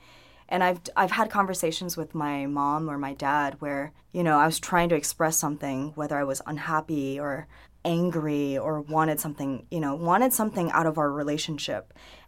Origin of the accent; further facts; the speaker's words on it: Hong Kong; I mean, because, okay, so I'm from Hong Kong originally.